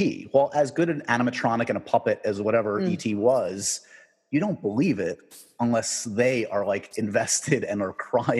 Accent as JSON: {"language": "English", "town": "New York City", "region": "New York", "country": "United States", "tie": "born or raised there", "said": "I grew up in New York City."}